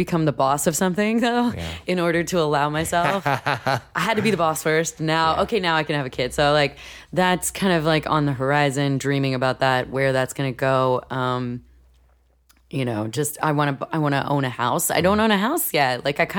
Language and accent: English; New York City, New York, United States; and growing up in New York too, and like living in New York City, I didn't know anyone else that owned a house or owned property.